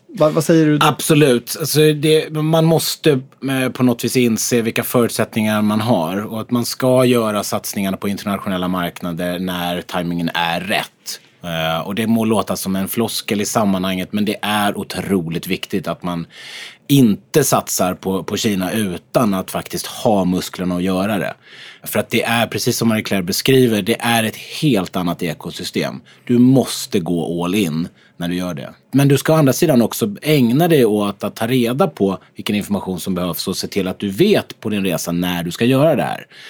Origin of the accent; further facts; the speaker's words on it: Sweden; att vi är svenskar